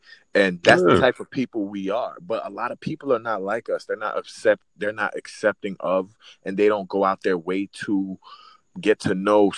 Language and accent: English; the South, United States; I'm from the South.